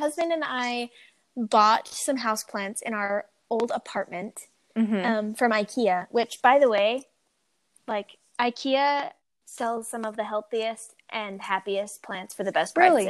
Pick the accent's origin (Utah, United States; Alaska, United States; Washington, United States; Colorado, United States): Utah, United States; I'm 28. I'm born and raised in Utah.